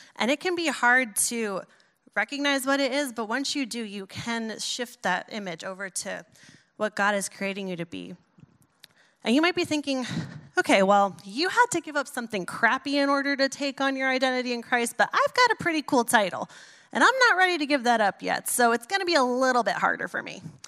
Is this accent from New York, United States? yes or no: yes; New York, United States; I'm a New Yorker